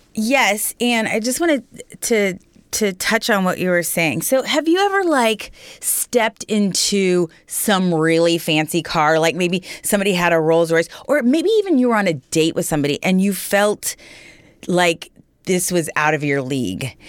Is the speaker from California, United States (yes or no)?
no; Raytown, Missouri, United States; I come from Raytown, Missouri. So just a suburb of Kansas City